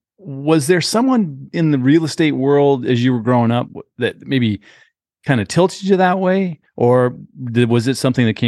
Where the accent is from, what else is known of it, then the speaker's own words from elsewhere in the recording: San Diego, California, United States; also born or lived in Phoenix, Arizona; now in Florida, United States; growing up in San Diego and then moving to Phoenix